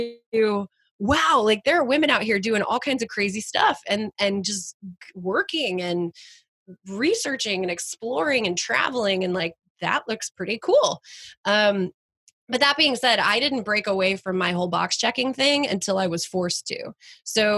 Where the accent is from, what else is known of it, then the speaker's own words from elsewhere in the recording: Flower Mound, Texas, United States; moved away as an adult; also born or lived in New Haven, Connecticut; I grew up born and raised in Texas